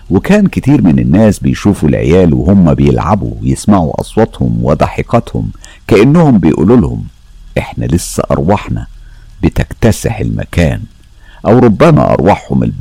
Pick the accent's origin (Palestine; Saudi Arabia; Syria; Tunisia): Syria; أنا … من سوريا أنا أم البنتين وولد بشتغل مدربة حلاقة مع الهلال الأحمر السوري